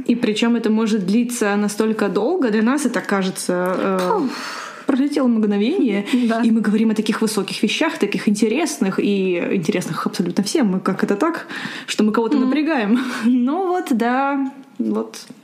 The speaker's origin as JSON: {"language": "Russian", "country": "Ukraine", "moved": "yes", "said": "я, кстати, из Украины"}